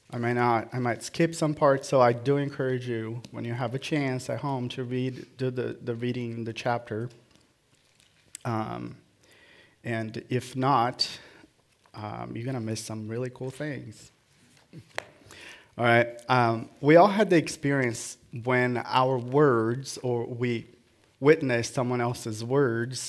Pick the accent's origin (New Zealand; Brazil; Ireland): Brazil; born or raised there